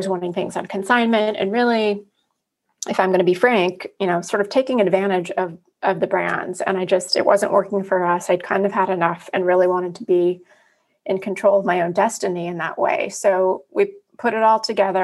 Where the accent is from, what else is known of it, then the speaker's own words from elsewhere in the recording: Pacific Northwest, United States; moved away as an adult; also born or lived in New York City; now in New York, United States; I was born and raised in the Pacific Northwest and moved to New York in college.